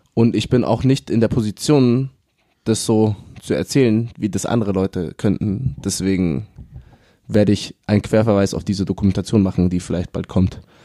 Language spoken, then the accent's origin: German; Munich, Bavaria, Germany; ich bin aus München.